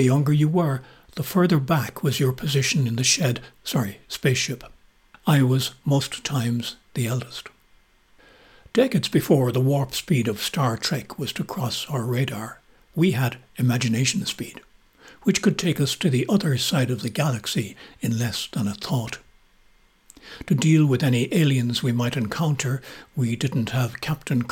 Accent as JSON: {"language": "English", "town": "Kilcullen", "region": "County Kildare", "country": "Ireland", "tie": "born or raised there", "said": "us youngsters growing up in Kilcullen in the early 1950s"}